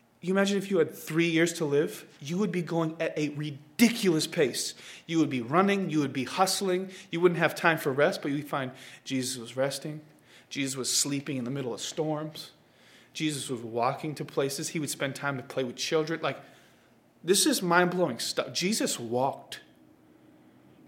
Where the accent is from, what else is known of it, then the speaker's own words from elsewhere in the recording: Boston, Massachusetts, United States; also born or lived in Oklahoma / Florida; I'm speaking as a Bostonian